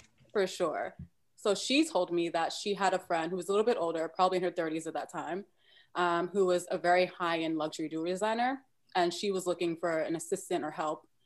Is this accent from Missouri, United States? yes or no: no; New York City, New York, United States; I'm originally from Brooklyn, New York